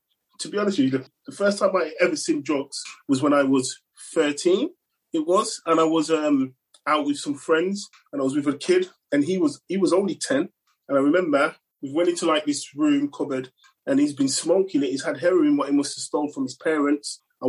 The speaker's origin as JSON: {"language": "English", "town": "Manchester", "region": "North West England", "country": "United Kingdom", "tie": "born or raised there", "also_born_or_lived": "London / Birmingham", "lives_now": "Coventry, United Kingdom", "said": "No, in fact, I grew up in Manchester. Well, kind of all over the place, really, between London, Manchester and Birmingham."}